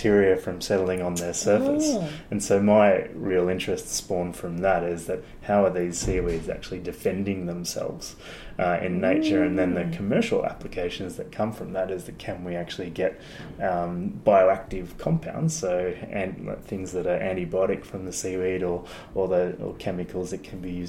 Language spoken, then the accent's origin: English; Sydney, New South Wales, Australia; I grew up in Sydney on the northern beaches there, mm-hmm. at a place called Avalon.